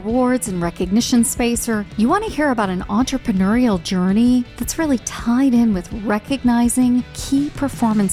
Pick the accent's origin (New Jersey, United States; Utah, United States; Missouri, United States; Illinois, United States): Illinois, United States; Chicago; also born or lived in Golf, Illinois; I'm from Chicago as well. Born and raised on the Northwest Side.